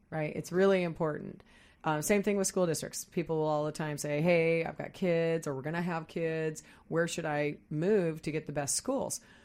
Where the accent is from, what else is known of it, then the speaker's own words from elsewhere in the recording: Midwest, United States; now in Seattle area, United States; I grew up in the Midwest. I moved here in nineteen eighty-nine